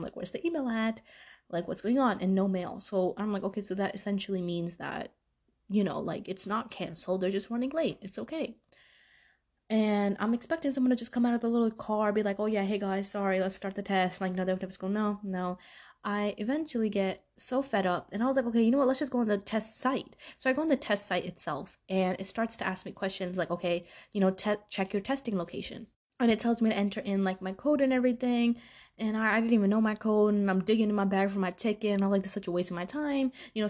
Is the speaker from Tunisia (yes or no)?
no; Pakistan; I'm Pakistani. Okay. My parents will go send me anyway.